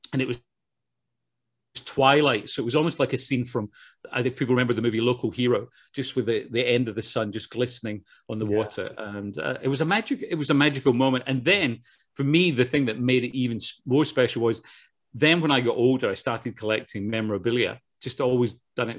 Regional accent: Glasgow, Scotland, United Kingdom; moved away as an adult; now in Los Angeles, United States; born and bred in Glasgow.

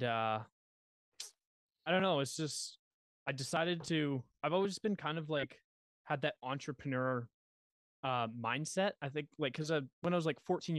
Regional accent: Western Canada, Canada; I'm from Canada, Western Canada.

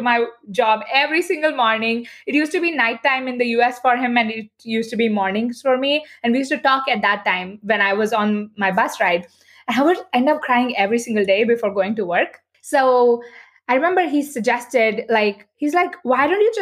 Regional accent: Bangalore, Karnataka, India; moved away as an adult; now in United States; I decided to take up a corporate job in my hometown, Bangalore

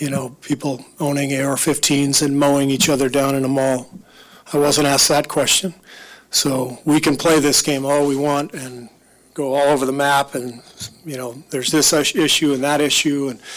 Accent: United States; my right as an American

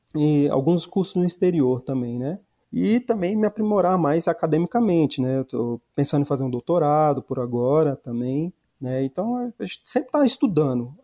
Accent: Ceilândia, Federal District, Brazil; eu sou cidadão ceilandense

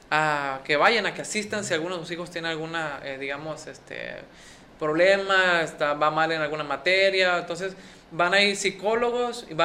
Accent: Escuinapa, Sinaloa, Mexico; yo soy de Escuinapa, soy de este pueblo.

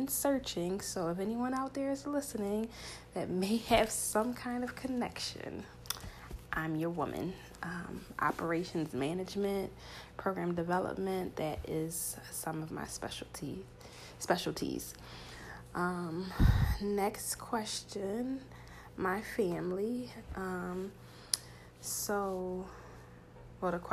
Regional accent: Philadelphia, Pennsylvania, United States; born and raised in Philadelphia, specifically North Philadelphia. Yes, North Philly, born and raised.

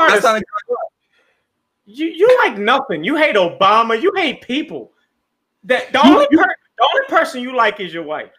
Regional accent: Philadelphia, Pennsylvania, United States; the second house I ever lived in was 900 Cobb Creek Parkway. I lived right there.

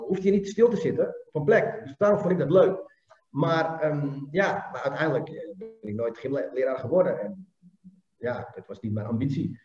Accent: Amsterdam, North Holland, Netherlands; ik kom uit Amsterdam

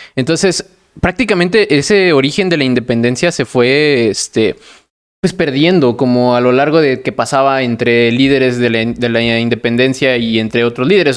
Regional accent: Mexico; yo también soy mexicano

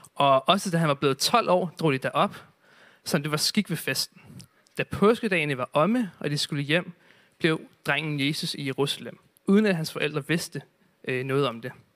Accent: Zealand, Denmark; nu er jeg selv fra Sjælland

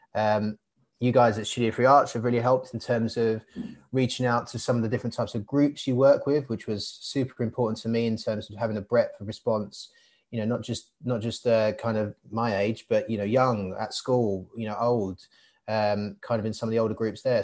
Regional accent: Hainault, London, United Kingdom; also born or lived in Barking / Walthamstow; I was born in Barking and I grew up in Hainault um, area. I currently live in Walthamstow

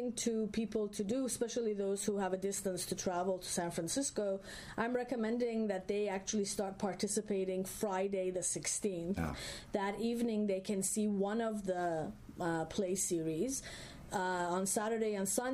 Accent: Iran; now in United States; I was born in Iran. Much of my writing had to do with my experience as an Iranian woman or an immigrant woman in the U.S.

